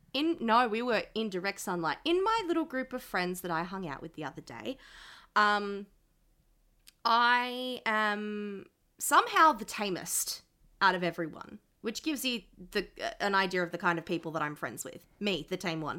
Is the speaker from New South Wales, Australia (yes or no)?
yes; Sydney, New South Wales, Australia; I grew up in Western Sydney